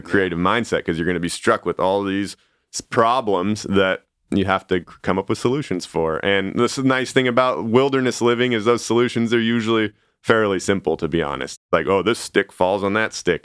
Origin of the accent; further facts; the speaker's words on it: Sandpoint, Idaho, United States; also born or lived in Siberia; I grew up in Idaho